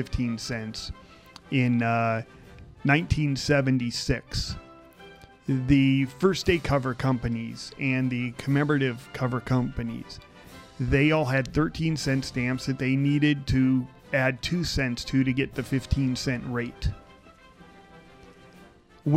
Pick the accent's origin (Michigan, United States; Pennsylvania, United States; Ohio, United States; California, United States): California, United States; we're from California